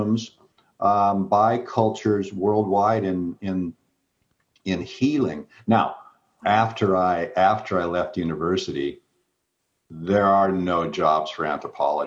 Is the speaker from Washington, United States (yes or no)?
yes; Seattle, Washington, United States; I grew up in Seattle